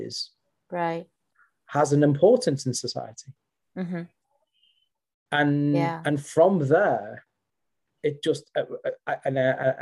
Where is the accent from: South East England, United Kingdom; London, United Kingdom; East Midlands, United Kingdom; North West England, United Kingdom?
North West England, United Kingdom; Liverpool; moved away as an adult; now in West Sussex, United Kingdom; I'm native from Merseyside